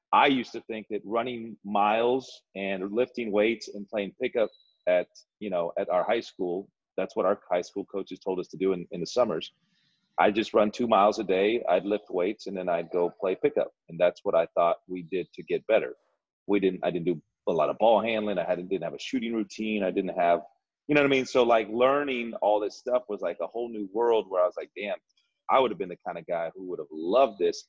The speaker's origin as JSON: {"language": "English", "town": "Dripping Springs", "region": "Texas", "country": "United States", "tie": "born or raised there", "also_born_or_lived": "Bakersfield / Moncton", "moved": "as an adult", "said": "this is my my hometown. This is my alma mater. This place I grew up."}